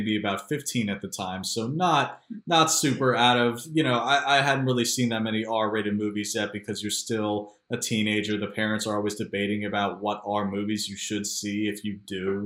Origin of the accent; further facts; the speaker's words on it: Philadelphia, Pennsylvania, United States; also born or lived in Baltimore, D.C. area; now in Baltimore-Washington area, United States; I'm from Philadelphia originally, but now live in the Baltimore, D.C. area